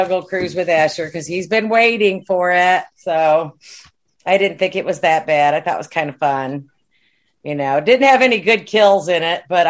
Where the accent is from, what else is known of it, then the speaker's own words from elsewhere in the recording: New York, United States; now in Texas, United States; You'll be a confused New Yorker like I am. I'm down here in Texas.